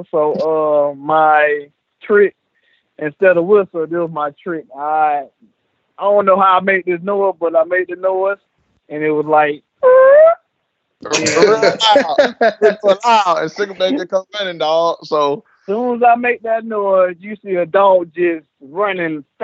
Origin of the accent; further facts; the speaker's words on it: Lakeland, Florida, United States; Uh, well, first of all, it didn't start good for me because my mom was in prison she had me in prison.